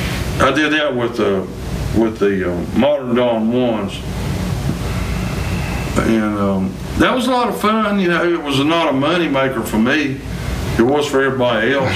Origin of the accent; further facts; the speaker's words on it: United States; I'm an American, man. This is my home, you know.